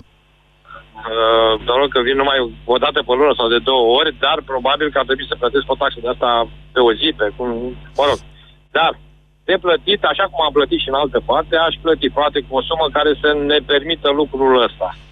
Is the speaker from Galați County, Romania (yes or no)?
yes; Galați, Galați County, Romania; nu sunt din București, sunt din Galați